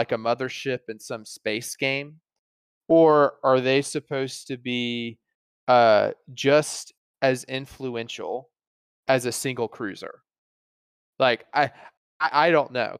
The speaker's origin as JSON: {"language": "English", "region": "Alabama", "country": "United States", "tie": "born or raised there", "said": "growing up in Alabama"}